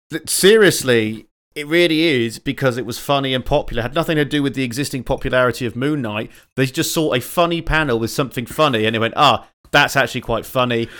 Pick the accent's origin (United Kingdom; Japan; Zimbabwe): United Kingdom; England; I'm a Southerner